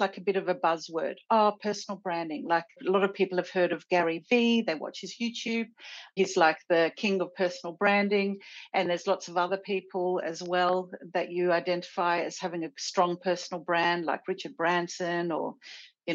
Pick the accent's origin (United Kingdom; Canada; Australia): Australia; Sydney, New South Wales; My home is definitely Sydney.